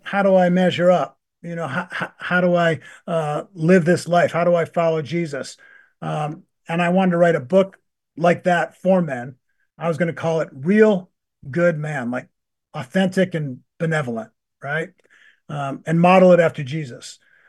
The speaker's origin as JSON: {"language": "English", "town": "Buffalo", "region": "New York", "country": "United States", "tie": "born or raised there", "also_born_or_lived": "Maryland", "said": "We grew up in Buffalo and then in Maryland."}